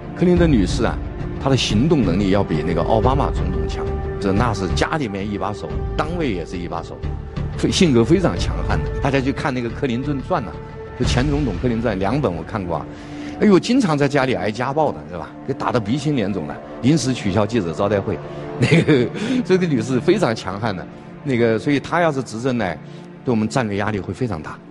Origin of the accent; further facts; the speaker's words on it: China; 我们中国人